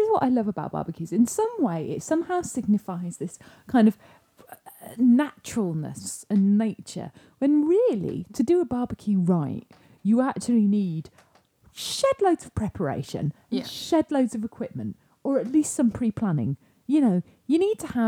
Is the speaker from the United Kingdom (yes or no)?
yes; United Kingdom; We're British